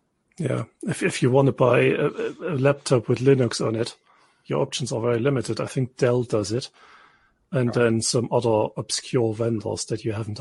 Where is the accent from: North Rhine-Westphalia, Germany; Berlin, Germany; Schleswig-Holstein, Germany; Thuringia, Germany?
Thuringia, Germany; eastern; first language German; English is a second language; moved away as an adult; now in United Kingdom; I come from Thuringia, the very eastern part of it, where it's sort of almost a Saxonian border.